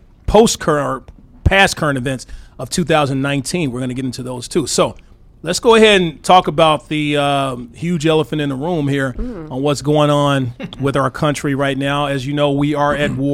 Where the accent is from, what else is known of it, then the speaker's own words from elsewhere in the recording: Arkansas, United States; I'm from Arkansas